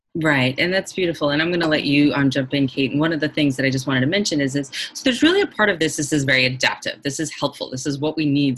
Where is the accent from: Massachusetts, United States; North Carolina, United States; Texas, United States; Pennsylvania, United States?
Massachusetts, United States; Boston; I'm from Boston also